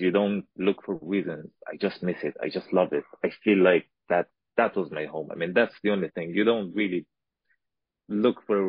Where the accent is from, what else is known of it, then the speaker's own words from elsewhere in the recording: Afghanistan; moved away as an adult; From Afghanistan.